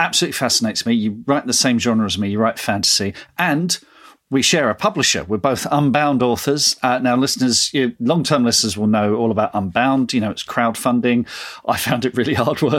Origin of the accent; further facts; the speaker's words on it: England, United Kingdom; I went to school in England